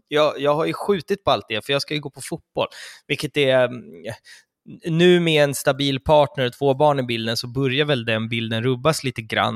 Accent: Stockholm, Stockholm County, Sweden; det bor flest i vår stad

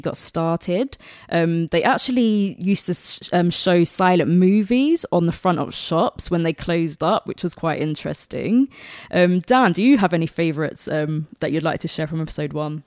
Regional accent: London, United Kingdom; that's my home ground. I'm from South London

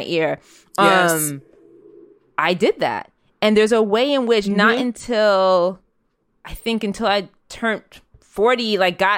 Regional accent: New York City, New York, United States; I'm a kid that grew up in New York City

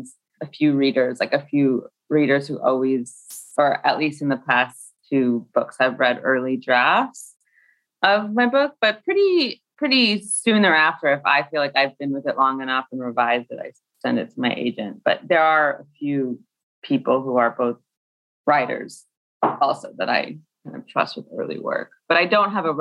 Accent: Scottsdale, Arizona, United States; now in Brooklyn, United States; I grew up in Scottsdale

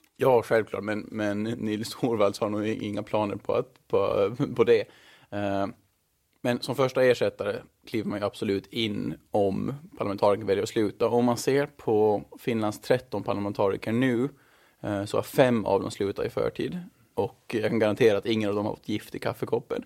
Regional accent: Mariehamn, Åland Islands; moved away as an adult; also born or lived in Stockholm; now in Brussels, Belgium; Jag är född och uppvuxen i Mariehamn

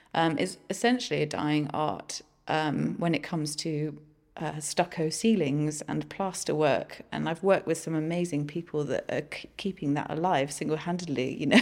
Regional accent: Guernsey; I come from Guernsey

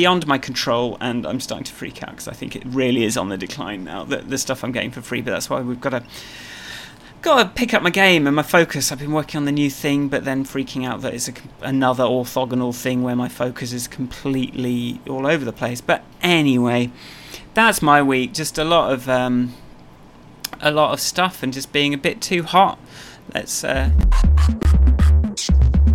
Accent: England, United Kingdom; I'm English

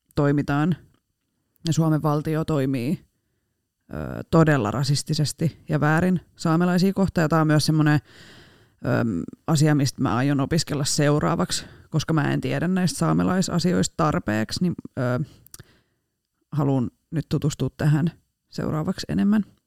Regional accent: Rauma, Satakunta, Finland; accent: Rauma dialect; moved away; Paitsi murteeni puolesta Raumalta

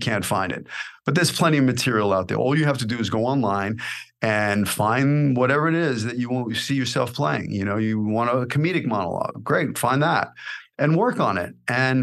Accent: New York City, New York, United States; accent: New York; moved away as an adult; also born or lived in Los Angeles; I came out to Hollywood at 18 with 200 bucks in my pocket and one-way ticket, right off the streets of Brooklyn.

